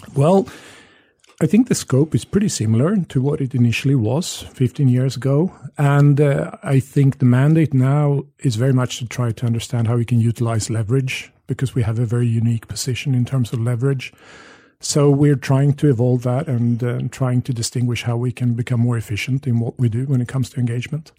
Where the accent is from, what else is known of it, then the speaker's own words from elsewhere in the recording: Sweden; I grew up in Sweden having an Australian father.